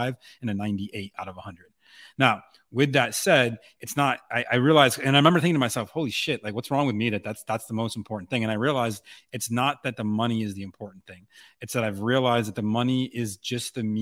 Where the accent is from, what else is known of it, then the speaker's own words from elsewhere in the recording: Buffalo, New York, United States; moved away as an adult; now in Austin, United States; I grew up in Buffalo